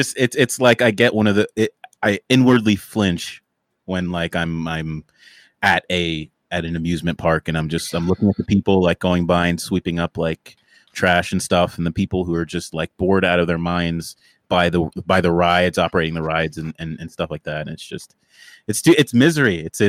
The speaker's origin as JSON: {"language": "English", "town": "Hummelstown", "region": "Pennsylvania", "country": "United States", "tie": "born or raised there", "also_born_or_lived": "New York City", "said": "I grew up first in New York City, and then we moved to the beautiful, shining state of Pennsylvania, where I spent my late elementary to high school career in. I'm still here, by the way. I haven't left"}